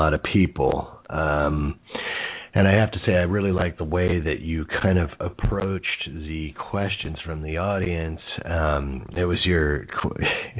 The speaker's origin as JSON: {"language": "English", "town": "Jersey City", "region": "New Jersey", "country": "United States", "tie": "born or raised there", "said": "I was born next door in Jersey City, which is even more of a garden spot in the Garden State"}